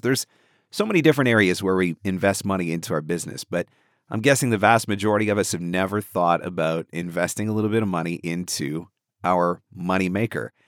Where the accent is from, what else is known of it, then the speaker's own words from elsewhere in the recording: Canada; you're from Canada